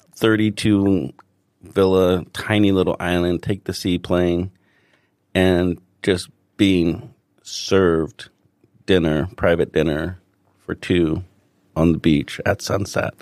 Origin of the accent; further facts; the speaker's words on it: Los Angeles, California, United States; moved away as an adult; now in Hong Kong; I'm from Los Angeles originally